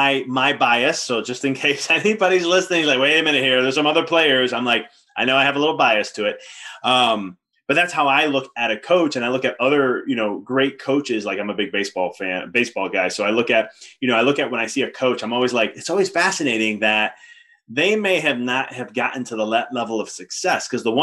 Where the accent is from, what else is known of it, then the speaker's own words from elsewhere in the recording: Chicago, Illinois, United States; Maybe because I'm from Chicago too